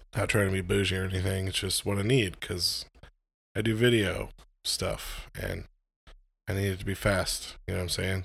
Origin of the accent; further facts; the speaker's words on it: United States; I'm an American